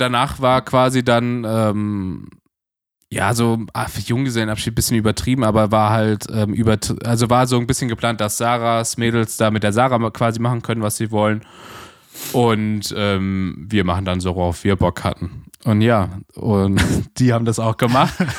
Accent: Germany; als Deutscher

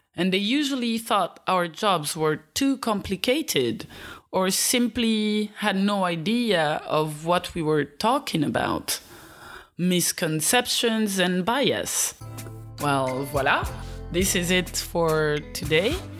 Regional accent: Belgium; also born or lived in Eastern Africa; I was born in Eastern Africa and raised in Belgium.

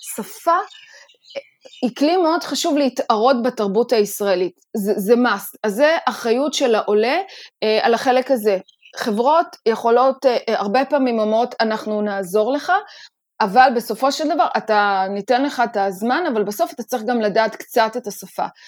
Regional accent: Israel; לנו כישראלים

